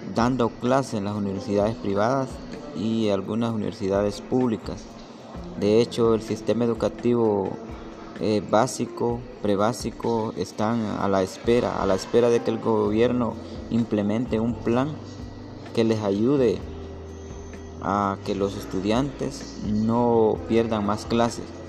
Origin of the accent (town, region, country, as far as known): Honduras